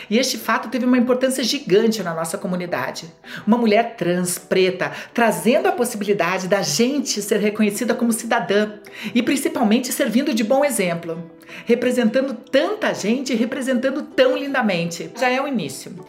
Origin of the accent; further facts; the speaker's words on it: Curitiba, Paraná, Brazil; moved away as an adult; now in São Paulo, Brazil; Eu moro em São Paulo há quase seis anos, mas eu nasci e morei em Curitiba até 45 anos de idade.